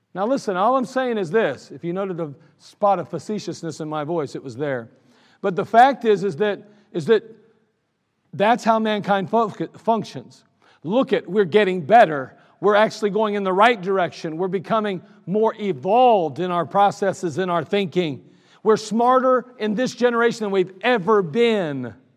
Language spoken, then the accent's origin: English; United States; I'm still proud to be an American